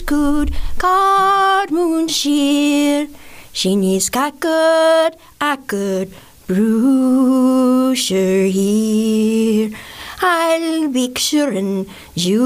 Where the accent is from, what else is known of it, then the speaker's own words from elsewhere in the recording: New Orleans, Louisiana, United States; moved away; I grew up in New Orleans, and I started doing art when I was very young